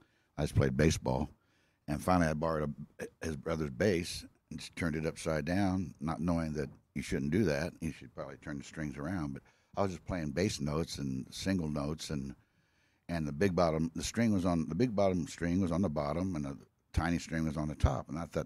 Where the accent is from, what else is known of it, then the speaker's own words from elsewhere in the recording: Blue Springs, Missouri, United States; born there; I was born in Blue Springs.